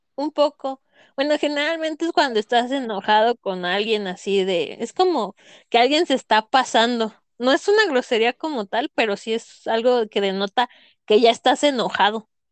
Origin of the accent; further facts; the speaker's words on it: Morelia, Michoacán, Mexico; yo que soy de Morelia, soy moreliana.